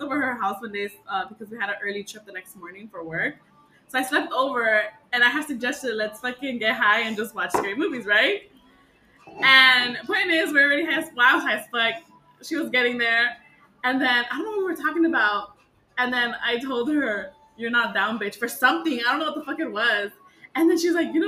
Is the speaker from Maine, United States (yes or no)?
no; Los Angeles, California, United States; also born or lived in Bay Area; I am originally from